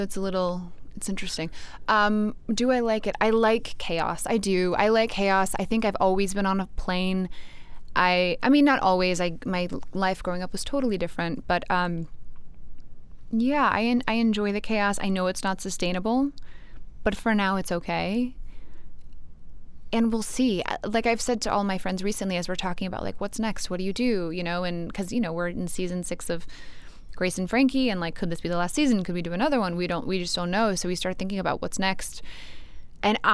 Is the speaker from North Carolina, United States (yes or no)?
yes; North Carolina, United States; also born or lived in New York / Los Angeles; now in Austin, United States; I grew up in North Carolina